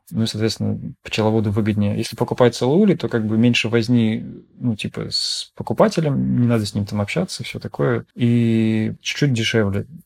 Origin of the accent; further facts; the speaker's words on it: Saint Petersburg, Russia; Я вообще сам из Питера. Жил тогда в Питере